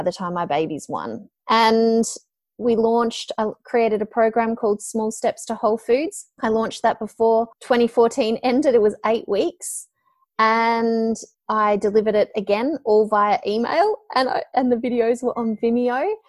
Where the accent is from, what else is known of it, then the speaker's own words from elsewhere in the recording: Melbourne, Victoria, Australia; I'm from Melbourne and, you know, I'd worked for a multimedia production company here in Melbourne